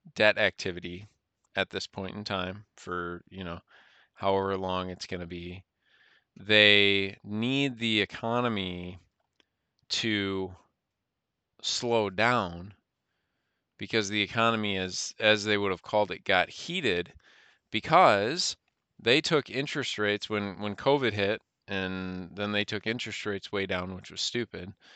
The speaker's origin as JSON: {"language": "English", "country": "United States", "said": "as an American citizen"}